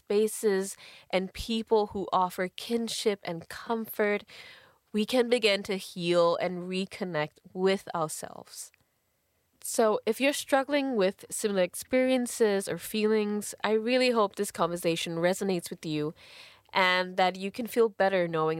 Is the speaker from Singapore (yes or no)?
yes; Singapore; And growing up in Singapore, I was categorized as Indian by the state, but seen as one by most people, despite being half Chinese, which is the majority race in Singapore.